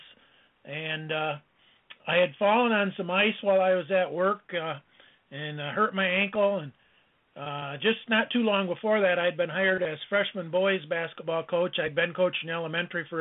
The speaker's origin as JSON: {"language": "English", "town": "Allegan", "region": "Michigan", "country": "United States", "tie": "born or raised there", "said": "I enjoyed a career as a basketball coach in my hometown of Allegan, Michigan"}